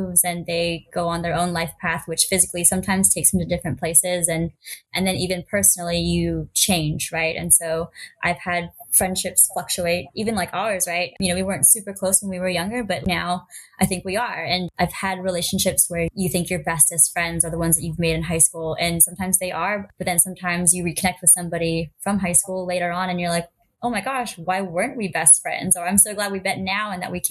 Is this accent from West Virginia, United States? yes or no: no; Bay Area, California, United States; moved away as an adult; also born or lived in Los Angeles / Denver / Chicago / Hawaii; I grew up in the Bay Area, went to school